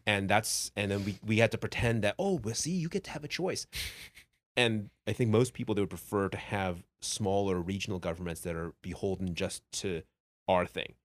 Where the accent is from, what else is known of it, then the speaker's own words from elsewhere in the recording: Taiwan; I was born in Taiwan